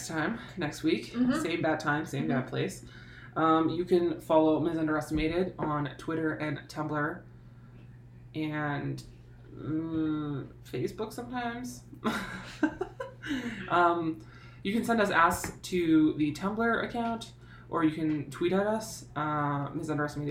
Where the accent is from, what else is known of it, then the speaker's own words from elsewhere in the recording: Canada; accent: Canadian; I was telling her that like having the podcast has made me like much more aware of my own Canad